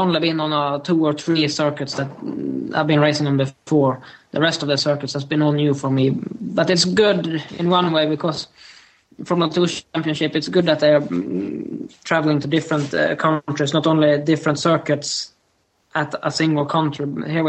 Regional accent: Sweden; moved away as an adult; also born or lived in Northampton; I've been based in Sweden the whole year in my hometown, which is 3 hours north from Stockholm.

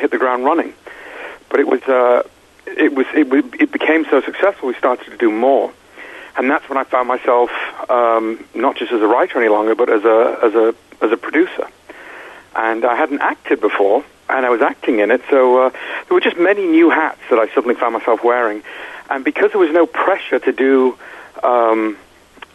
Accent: Manchester, North West England, United Kingdom; also born or lived in Florida; now in Los Angeles, United States; I'm from England. I'm come from Manchester. Moved to Florida, which is not fun. But I've been in L.A. for a while

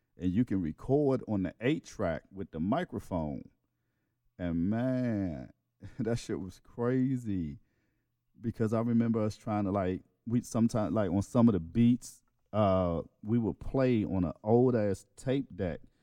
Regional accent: East Coast, United States; I'm from the East Coast

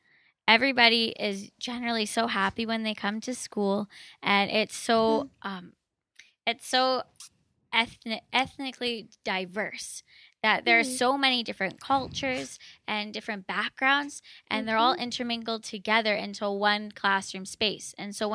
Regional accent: Maple Ridge, British Columbia, Canada; I actually grew up in Maple Ridge. Then after I was done growing up in Maple Ridge, I started university at Trinity Western.

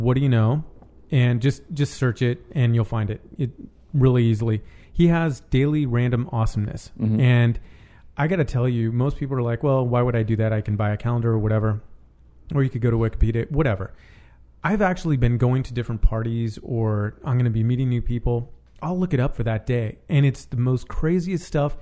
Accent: San Francisco, California, United States; now in Los Angeles, United States; I'm West Coast. I was born in San Francisco and I live in LA.

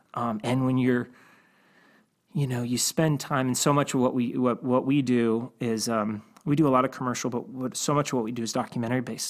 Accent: Cleveland, Ohio, United States; I grew up in Cleveland

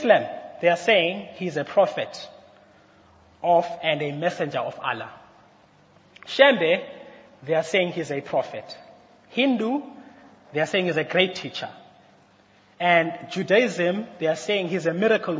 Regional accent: Mthatha, Eastern Cape, South Africa; I was born in Umtata, and I was placed around, I've been in places around Umtata

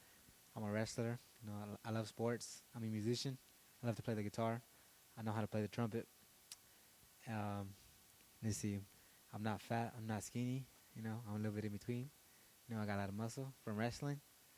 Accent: United States; I'm 17. I was born in the United States. I'm legal Mexican, you know.

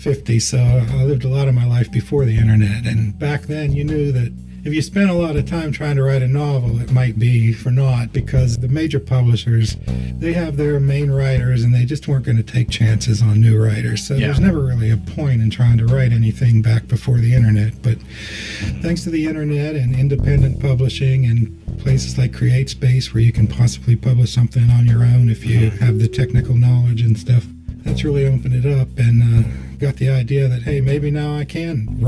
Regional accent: Harmony / Zelienople area, Butler County, Pennsylvania, United States; moved away as an adult; now in Fairmont, United States; I'm from Harmony's Ilianopol area in Butler County

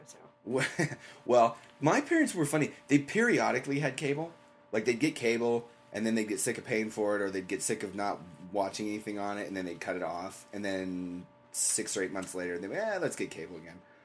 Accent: England, United Kingdom; I grew up in England

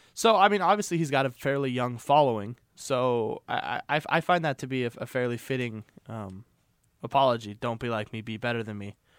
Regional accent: Missoula, Montana, United States; growing up in Missoula, in the Missoula County public school

